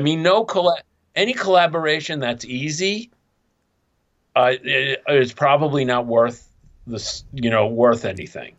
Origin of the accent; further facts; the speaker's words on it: New York City, New York, United States; I'm some schmuck from Coney Island in Brooklyn